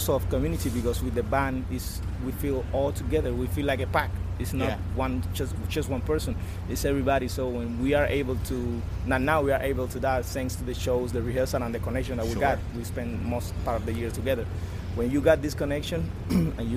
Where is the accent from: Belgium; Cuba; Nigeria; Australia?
Cuba; Pinar del Río; English is a second language; also born or lived in Havana; I born in the countryside in Cuba, in Pinar del Rio. That's my hometown